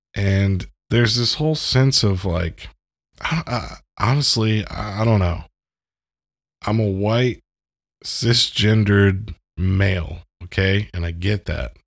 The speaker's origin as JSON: {"language": "English", "country": "United States", "said": "as an American"}